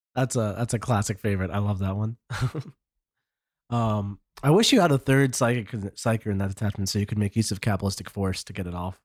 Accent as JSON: {"language": "English", "country": "United States", "said": "as an American player here"}